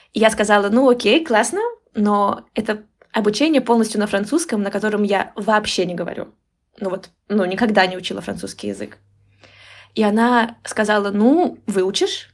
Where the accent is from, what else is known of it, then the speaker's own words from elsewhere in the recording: Moscow Oblast, Russia; moved away as an adult; now in Tbilisi, Georgia; я выросла в Московской области, и училась я э, в Москве, и, то есть я жила в Москве почти 10 лет